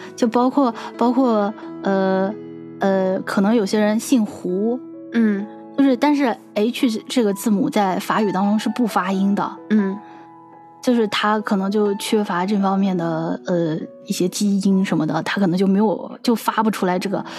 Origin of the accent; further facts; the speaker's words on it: China; now in France; 我们中国人的名字经常是，就是后面会带，呃，它会有后鼻音